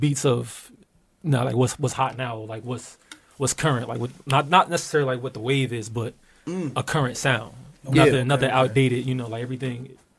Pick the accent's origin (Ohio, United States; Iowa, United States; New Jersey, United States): New Jersey, United States; Newark; now in West Orange, United States; I moved around a little bit though. Right now I live in West Orange though. But I'm from Newark, Ivy Hill.